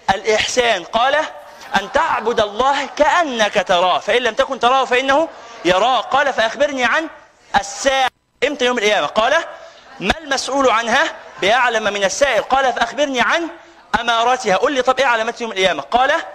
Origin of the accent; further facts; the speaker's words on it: Egypt; لنا كمصريين